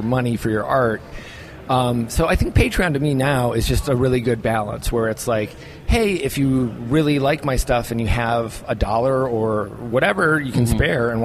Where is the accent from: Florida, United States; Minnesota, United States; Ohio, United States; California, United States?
Minnesota, United States; I'm from Minnesota.